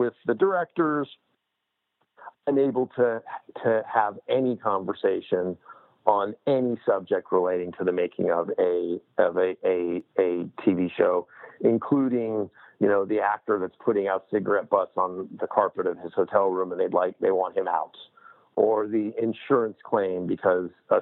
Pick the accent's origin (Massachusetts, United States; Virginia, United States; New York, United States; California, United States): California, United States; Los Angeles; I grew up in Los Angeles